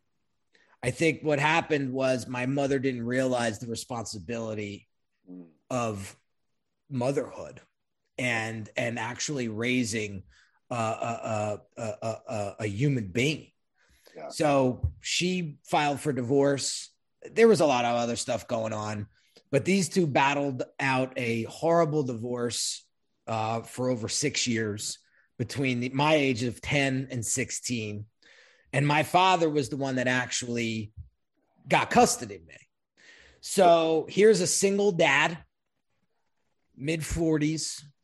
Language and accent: English; Long Branch, New Jersey, United States; also born or lived in Red Bank, New Jersey / Middletown, New Jersey; now in Sparta, United States; most of my childhood, I was raised in Long Branch, New Jersey